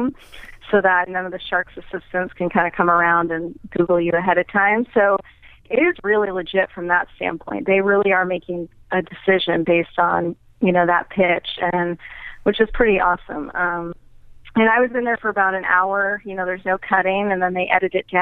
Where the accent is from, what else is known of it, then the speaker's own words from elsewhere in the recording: New Hampshire, United States; moved away; I grew up in New Hampshire